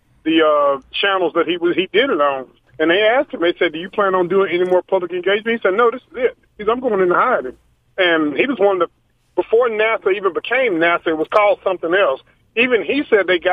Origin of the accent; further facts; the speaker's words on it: United States; I was born here in America out of generations, that's my home